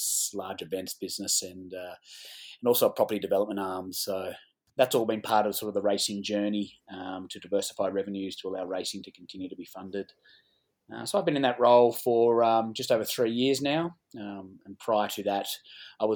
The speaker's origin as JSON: {"language": "English", "town": "Gold Coast", "region": "Queensland", "country": "Australia", "tie": "born or raised there", "moved": "as an adult", "lives_now": "Caulfield South, Australia", "said": "I grew up on the Gold Coast."}